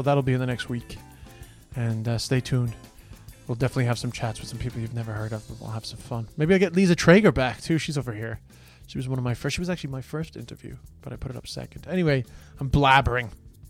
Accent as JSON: {"language": "English", "country": "Ireland", "moved": "yes", "lives_now": "Australia"}